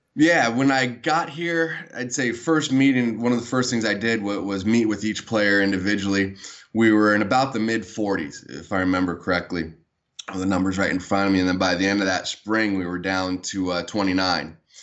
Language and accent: English; San Diego, California, United States; I was born and raised in San Diego